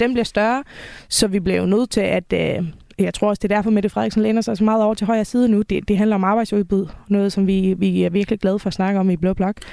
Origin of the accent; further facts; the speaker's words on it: Faroe Islands; moved away as an adult; now in Denmark; jeg kommer oprindeligt fra Færøerne, og øh, flyttede til Danmark i 2011